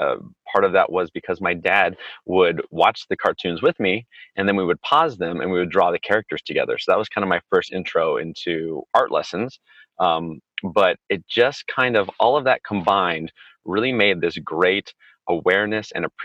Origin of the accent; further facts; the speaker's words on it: Pasadena, California, United States; I grew up in Pasadena, California, which is about 32 miles north of, northwest, I guess, in LA terms, from Disneyland.